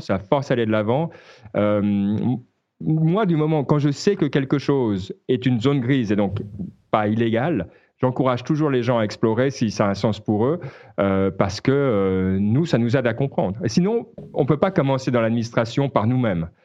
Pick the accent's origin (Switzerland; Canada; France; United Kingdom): Switzerland; en tant que Suisse